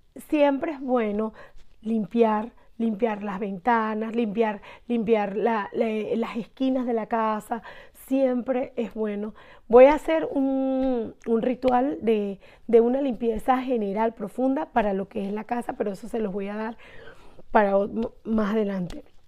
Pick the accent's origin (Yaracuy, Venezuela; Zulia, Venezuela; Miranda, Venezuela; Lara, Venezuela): Lara, Venezuela; Barquisimeto; soy de Venezuela, de Barquisimeto